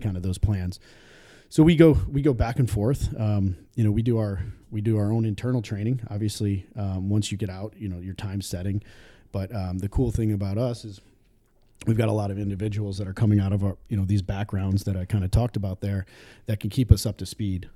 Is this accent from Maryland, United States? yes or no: no; Dunkirk, New York, United States; I grew up in a little town just south of Buffalo called Dunkirk, New York